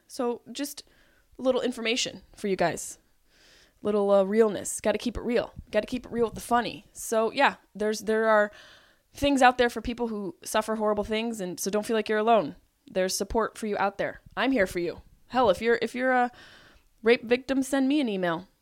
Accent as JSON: {"language": "English", "town": "Syracuse", "region": "New York", "country": "United States", "said": "by this accent that I am from Syracuse, New York"}